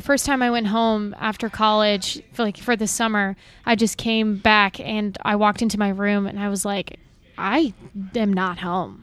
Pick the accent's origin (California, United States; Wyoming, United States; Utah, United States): Wyoming, United States; I grew up in Wyoming